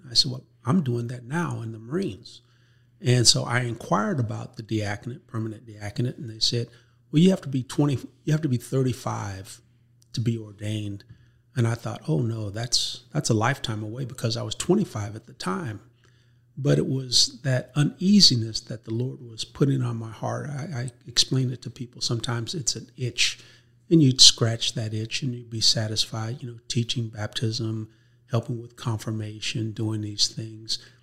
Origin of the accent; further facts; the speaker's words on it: Oakland, California, United States; moved away as an adult; now in Texas, United States; growing up in California, Oakland, California, lived right across the street from the Catholic school